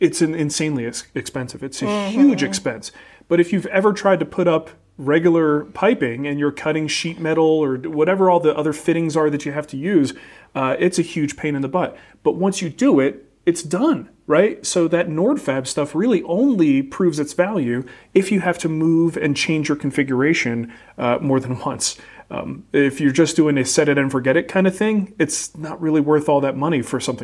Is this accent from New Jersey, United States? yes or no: yes; New Jersey, United States; moved away; when I grew up in New Jersey with a father named Mario and a brother named Mario